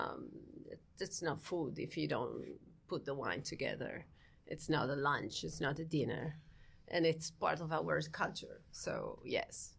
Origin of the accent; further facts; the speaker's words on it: Friuli-Venezia Giulia, Italy; I'm from, uh, Friuli, Venezia, Giulia, which is the northeastern re-, uh, region of Italy.